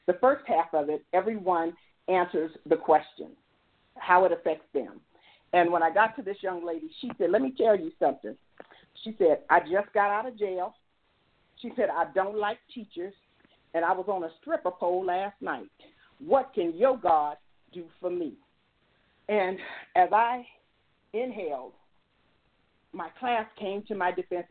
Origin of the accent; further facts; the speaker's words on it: United States; I came from the South Side. I grew up in the Vistas